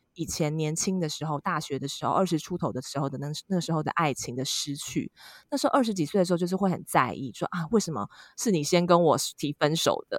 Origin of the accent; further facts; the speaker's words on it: Taiwan; 我们台湾人亚洲在这方面还是其实蛮，蛮传统的